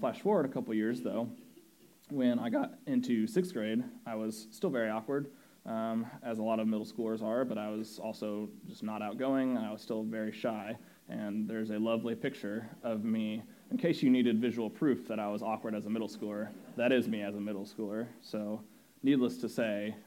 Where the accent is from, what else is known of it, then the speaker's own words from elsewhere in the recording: Indianapolis, Indiana, United States; I grew up in Indiana, in Indianapolis